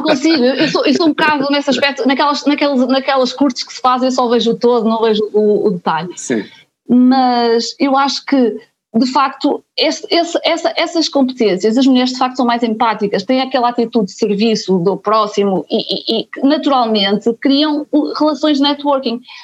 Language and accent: Portuguese; a small town in Aveiro district, Portugal; moved away as an adult; also born or lived in Porto; sou da Banca, uma pequena vila no distrito Aveiro, e quando vim para o Porto, para a Faculdade de Economia